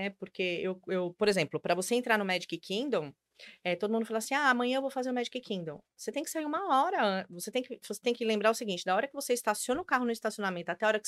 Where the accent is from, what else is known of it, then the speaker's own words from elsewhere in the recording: Brazil; moved away as an adult; Eu, eu saí do Brasil com 26, voltei com 28.